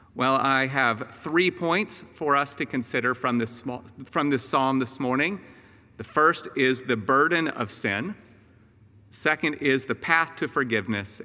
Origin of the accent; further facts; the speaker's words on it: Atlanta, Georgia, United States; also born or lived in Austin, Texas; when I was eight years old, uh, my family and I moved from Austin, Texas, here to the northern suburbs of Atlanta